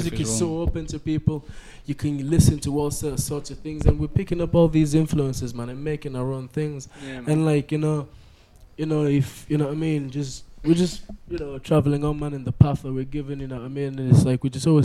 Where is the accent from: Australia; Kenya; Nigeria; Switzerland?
Kenya; moved away; I come from Kenya myself